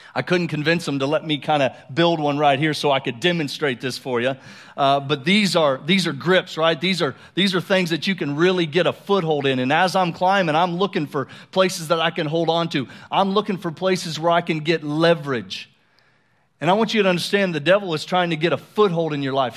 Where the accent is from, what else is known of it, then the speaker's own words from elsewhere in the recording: Colorado, United States; moved away; I grew up in Colorado, uh, for about six years